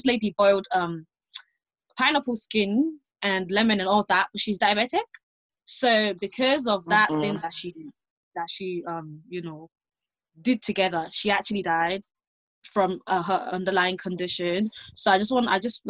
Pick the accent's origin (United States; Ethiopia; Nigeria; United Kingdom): Nigeria; we're Nigerian